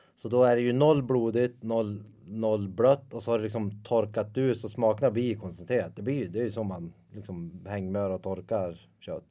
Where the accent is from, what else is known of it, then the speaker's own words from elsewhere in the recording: Ljusdal, Gävleborg County, Sweden; jag är ju uppvuxen i Ljusdal som ligger två mil därifrån